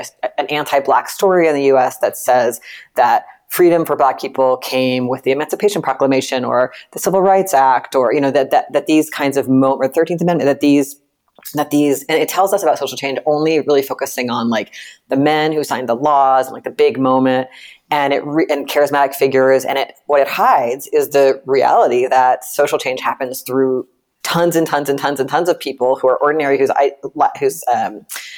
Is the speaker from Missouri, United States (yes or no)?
no; central Virginia, United States; I grew up in a rural place in central Virginia